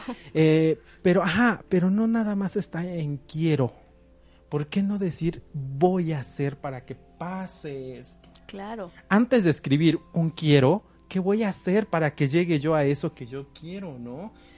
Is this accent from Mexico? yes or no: yes; Mexico; nosotros como mexicanos eh, siempre queremos llevar un cambio